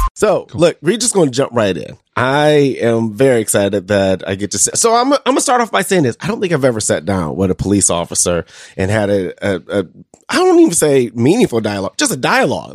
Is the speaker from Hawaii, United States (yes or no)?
no; Detroit, Michigan, United States; moved away as an adult; now in Mason City, United States; I'm from, I'm from Detroit, so I'm a Michigan State guy